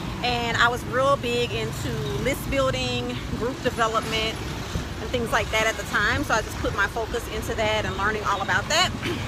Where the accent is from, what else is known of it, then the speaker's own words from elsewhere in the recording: Louisiana, United States; also born or lived in Dallas, Texas / Northern California; now in Chiang Mai, Thailand; I'm originally from Louisiana. I've spent some time living in Dallas, Texas. I've also lived in Northern California.